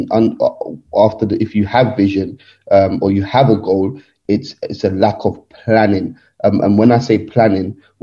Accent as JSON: {"language": "English", "region": "London", "country": "United Kingdom", "tie": "born or raised there", "said": "I'm from Nigeria, but born and bred in England, London"}